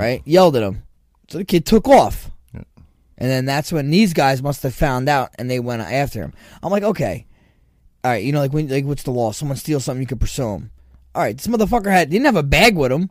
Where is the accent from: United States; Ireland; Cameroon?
United States; Toms River, New Jersey; when I was a kid, growing up in Tom's River